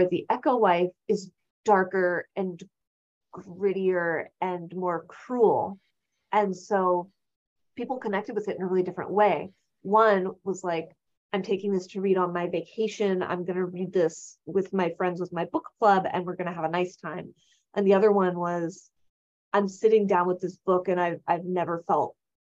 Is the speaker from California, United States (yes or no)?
yes; California, United States; And I'm from California. I've went to public schools in California, which is its own experience